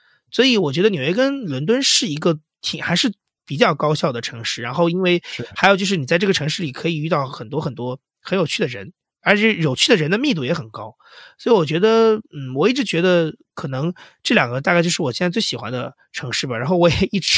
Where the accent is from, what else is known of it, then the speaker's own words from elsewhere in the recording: Huainan, Anhui, China; moved away; also born or lived in Shanghai; 因为我老家就是产豆腐的，安徽淮南，号称豆腐之乡，